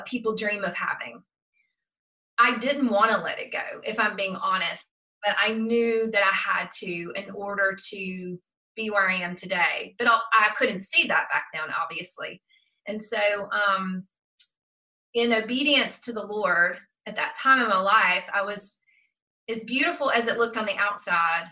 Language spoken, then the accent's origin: English; South Georgia, United States; growing up in South Georgia